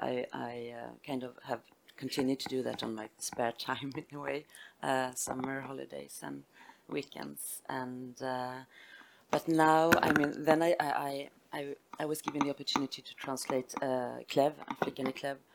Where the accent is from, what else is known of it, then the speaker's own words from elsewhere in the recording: Robertsfors, Västerbotten County, Sweden; English is a second language; I, I, um, I come from Robertsfors, where I had this wonderful um, French teacher